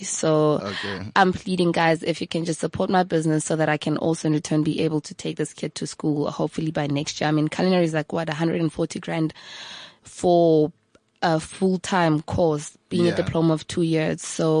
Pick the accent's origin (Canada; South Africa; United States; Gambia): South Africa; Hammanskraal, Gauteng; Hammond's Kraal, my hometown, where I'm from.